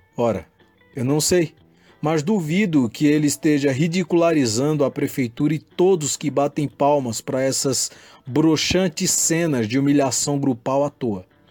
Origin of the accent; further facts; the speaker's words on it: Panelas, Pernambuco, Brazil; moved away; nasci em Panelas, portanto, sou parte do povo